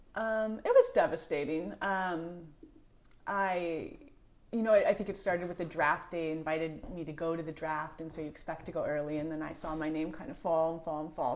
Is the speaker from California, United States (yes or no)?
yes; San Anselmo, California, United States; I grew up in San Selma